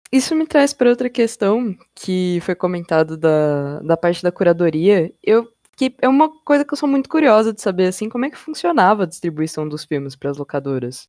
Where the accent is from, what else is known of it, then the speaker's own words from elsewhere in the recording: São Paulo, Brazil; eu sou de São Paulo.